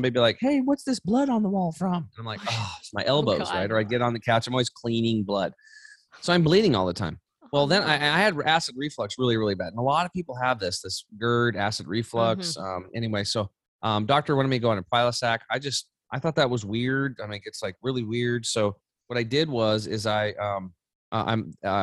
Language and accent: English; Eastern Oregon, United States; I grew up over in Eastern Oregon on a small cattle and hay farm.